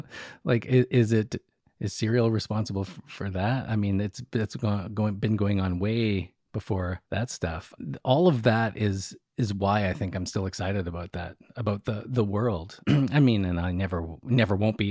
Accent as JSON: {"language": "English", "country": "Canada", "said": "I'm Canadian"}